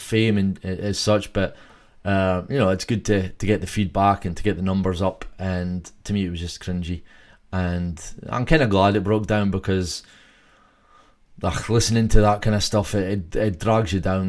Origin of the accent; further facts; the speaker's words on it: Scotland, United Kingdom; I'm from Scotland